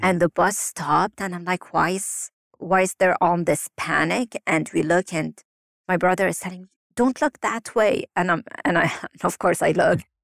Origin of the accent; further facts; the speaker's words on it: Lebanon; moved away; growing up in Lebanon and living through wars and being displaced so many times